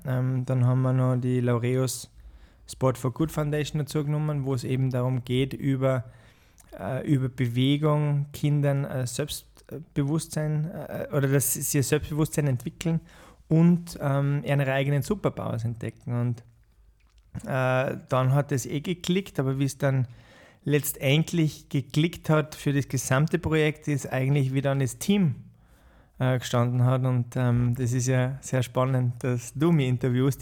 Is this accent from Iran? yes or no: no; Austria; also born or lived in Bahamas / Uganda / Botswana; Als Österreicher